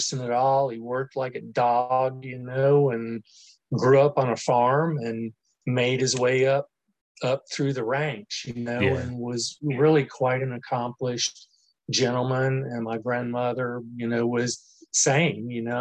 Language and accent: English; New Orleans, Louisiana, United States; moved away; also born or lived in Mobile, Alabama / Marion, Alabama; I was actually born and raised in New Orleans